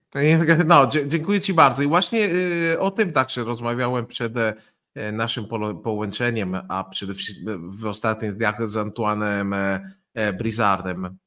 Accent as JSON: {"language": "Polish", "country": "Italy", "second_language": "Polish", "said": "mieszkając blisko Słowenii, więc e, blisko środkowej Europy"}